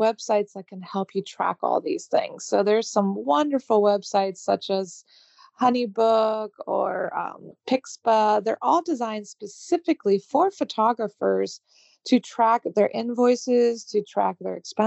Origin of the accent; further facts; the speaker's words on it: United States; moved away as an adult; now in Paris, France; I am American, but I moved my business abroad to Paris